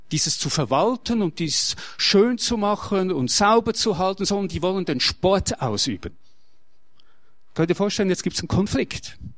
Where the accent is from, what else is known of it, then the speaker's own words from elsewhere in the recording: Switzerland; Ich bin Schweizer und ich lebe das Schützenwesen.